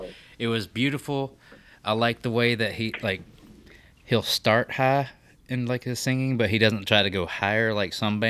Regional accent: Alabama, United States; I'm from Alabama.

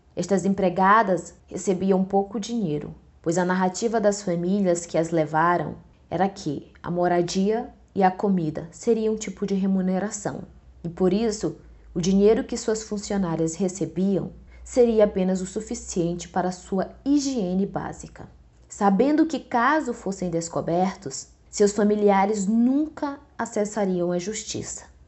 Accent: Northeast Region, Brazil; de onde eu venho, o Nordeste

